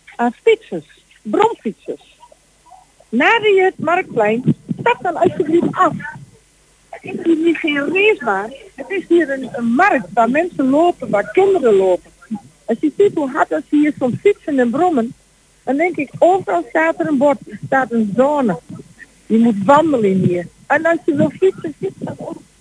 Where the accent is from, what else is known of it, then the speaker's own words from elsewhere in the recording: Borculo, Gelderland, Netherlands; we komen zelf uit Borstelo, dus dat is niet in Twente. Dat is in de Achterhoek.